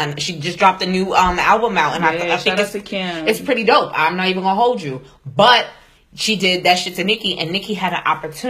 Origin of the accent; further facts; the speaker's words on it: New York, United States; I'm from New York.